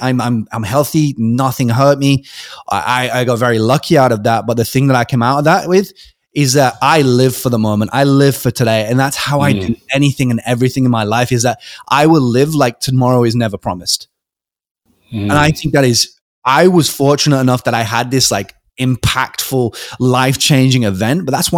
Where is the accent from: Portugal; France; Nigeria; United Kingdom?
United Kingdom; also born or lived in Adelaide, Australia; You know, I'd moved around because I'm British. I'd moved a couple of times and I had about 20 friends.